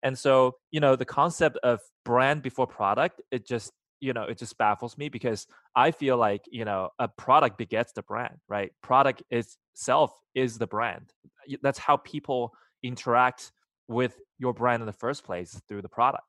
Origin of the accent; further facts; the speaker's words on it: China; moved away; I was born in China